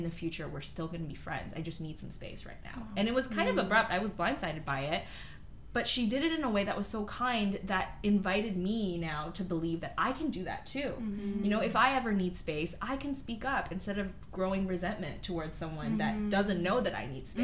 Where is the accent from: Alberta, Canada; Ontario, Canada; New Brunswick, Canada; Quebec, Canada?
Ontario, Canada; Toronto; also born or lived in North York / Scarborough / Markham; I grew up in North York. Mm-hmm. I grew up kind of all over Toronto